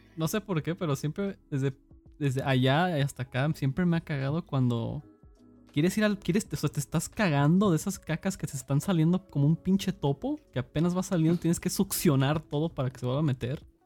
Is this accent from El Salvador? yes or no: no; Cicero, Illinois, United States; now in San Luis Potosí, Mexico; crecí en Estados Unidos, en Chicago básicamente. no en la mera ciudad, era un suburbio que se llamaba Cicero